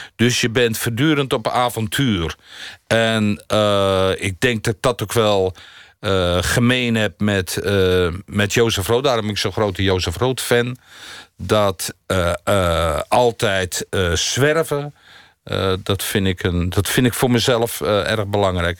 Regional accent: near Rotterdam, South Holland, Netherlands; also born or lived in Munich / Varik; dit is natuurlijk een stad die diep in mijn hart zit, omdat ik er vlakbij geboren ben

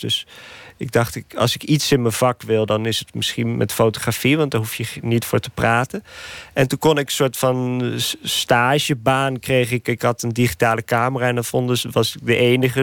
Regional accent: Nijmegen, Gelderland, Netherlands; moved away as an adult; now in Nicaragua; Nijmegen, waar ik geboren ben

